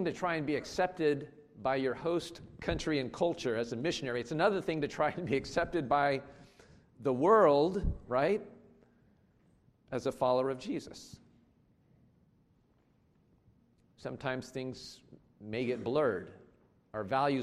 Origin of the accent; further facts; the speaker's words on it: United States; moved away; I grew up in the United States